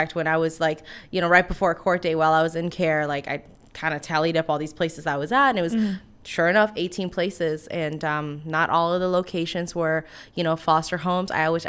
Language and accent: English; Washington, District of Columbia, United States; now in Savannah, United States; We live in Savannah, but I'm from Washington, D.C. originally.